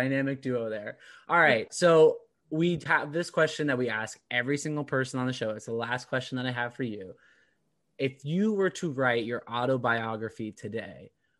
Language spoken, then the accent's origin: English; Orange County, California, United States; now in Boston, United States; No, it's not like I'm not a diehard Bostonian anymore. Like I'm not like I'm a transplant. I'm from Orange County.